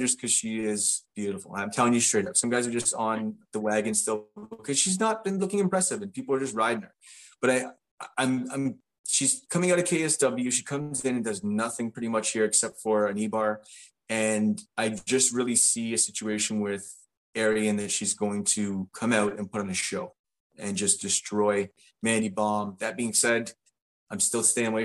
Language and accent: English; Canada; being Canadian, both of us